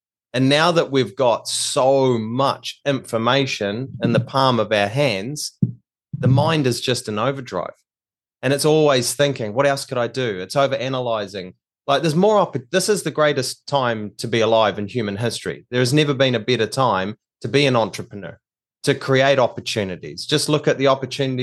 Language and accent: English; New Zealand; now in Australia; I'm actually from New Zealand. I'm a New Zealander, but we live in Australia now